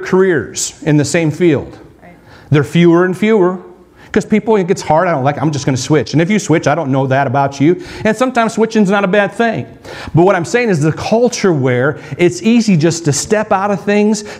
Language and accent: English; North Dakota, United States; I grew up in North Dakota on a farm